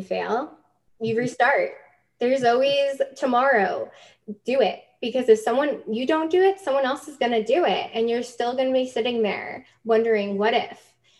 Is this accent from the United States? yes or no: yes; New York City, New York, United States; moved away as an adult; And it was hard moving to a new country at 25. I was the girl from New York City that everyone's like, okay.